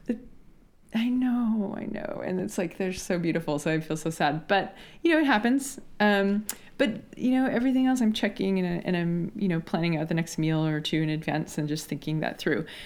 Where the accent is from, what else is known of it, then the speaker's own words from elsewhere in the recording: Washington, United States; I grew up in Washington State in the U S where berries are a thing